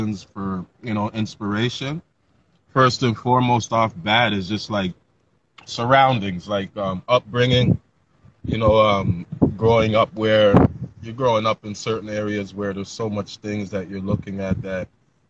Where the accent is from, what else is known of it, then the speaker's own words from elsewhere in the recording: Toronto, Ontario, Canada; I'm born and raised in Toronto